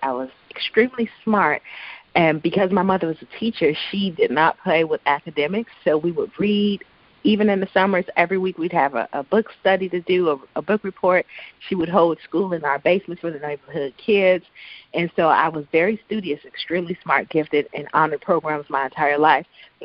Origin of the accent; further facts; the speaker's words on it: Chicago, Illinois, United States; I grew up in the Chicagoland area